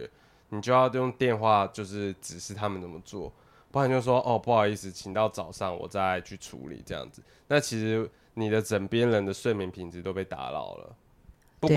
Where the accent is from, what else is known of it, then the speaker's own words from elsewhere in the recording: Taipei, Taiwan; also born or lived in Hsinchu; 因为我是台北人嘛